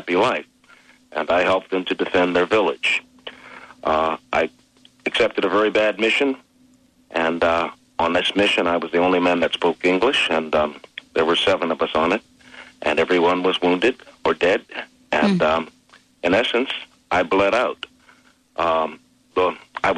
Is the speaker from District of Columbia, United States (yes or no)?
yes; Washington, District of Columbia, United States; also born or lived in Greece / Munich; I was born in Washington, D.C., and spent 4 years in Europe before I was 21